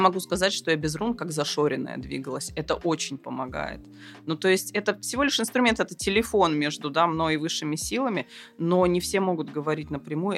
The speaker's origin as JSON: {"language": "Russian", "region": "Siberia", "country": "Russia", "said": "я человек из Сибири"}